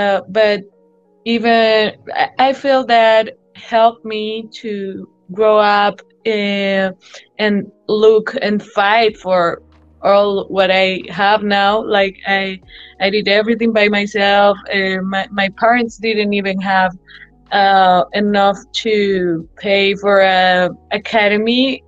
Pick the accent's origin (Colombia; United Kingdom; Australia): Colombia; Medellin, Antioquia; now in United States; It's very different from being here. Like right now, I'm in US and I could spend some time living here too.